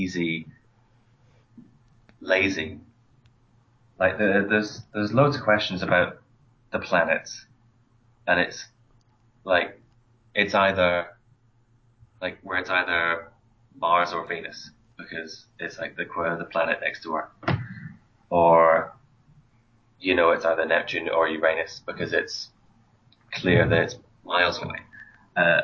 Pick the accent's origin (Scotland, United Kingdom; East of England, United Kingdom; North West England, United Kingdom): Scotland, United Kingdom; Aberdeen; from Aberdeen. I'm studying chemical engineering